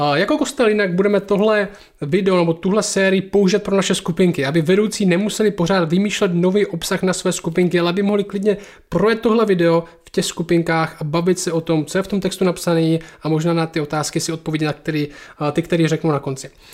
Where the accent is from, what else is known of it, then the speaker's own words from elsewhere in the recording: Czechia; my jsme Češi